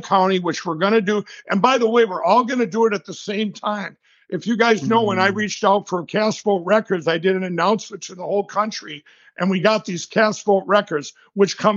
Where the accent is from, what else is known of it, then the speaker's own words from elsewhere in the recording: Minnesota, United States; my home state of Minnesota